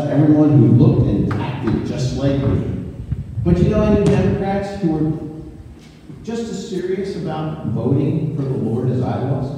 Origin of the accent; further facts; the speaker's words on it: United States; also born or lived in Northern Michigan; And don't think I'm not patriotic. I love our country.